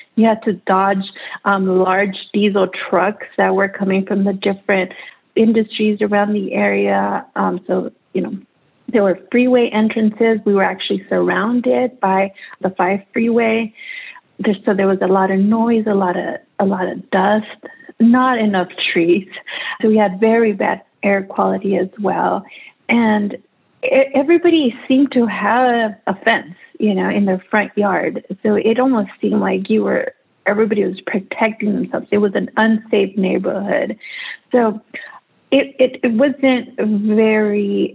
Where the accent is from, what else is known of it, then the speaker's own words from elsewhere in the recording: Los Angeles, California, United States; I grew up in Sun Valley, which is where the, the power plant is located.